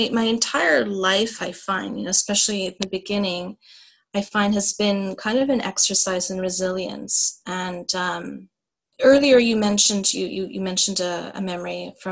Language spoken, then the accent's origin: English; Canada; an immigrant, or the daughter of immigrants growing up in Canada